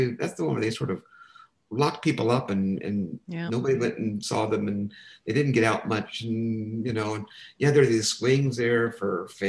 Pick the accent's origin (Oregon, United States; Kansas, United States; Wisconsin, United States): Kansas, United States; I'm from Kansas.